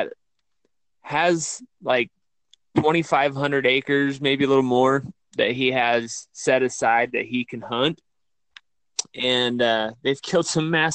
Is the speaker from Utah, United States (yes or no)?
yes; Utah, United States; I'm from Utah. This is where my heart lives for sure